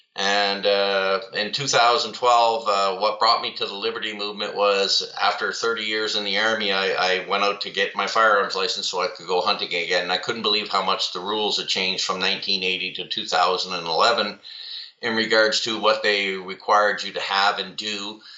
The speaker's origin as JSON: {"language": "English", "town": "Trenton", "region": "Ontario", "country": "Canada", "tie": "born or raised there", "also_born_or_lived": "Saskatoon", "lives_now": "Ottawa, Canada", "said": "Born in Saskatoon, Saskatchewan, to a military family. We moved around a lot. I call Trenton my hometown because that's where my mom is. But really, my home is now where my family is, here in the Ottawa region."}